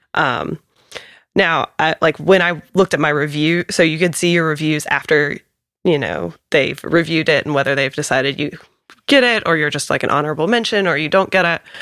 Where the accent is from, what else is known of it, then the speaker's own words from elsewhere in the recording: Raleigh, North Carolina, United States; I am one of those people that's born and raised in Raleigh